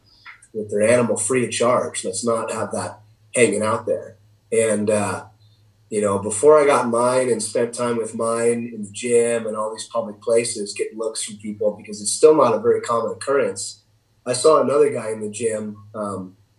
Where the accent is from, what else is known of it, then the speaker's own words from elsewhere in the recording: Idaho, United States; in Idaho, in my home state of Idaho.